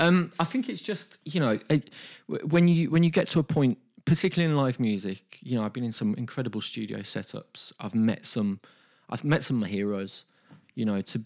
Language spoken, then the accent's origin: English; Birmingham, West Midlands, United Kingdom; as a Brummie, as a music industry professional, and just as a person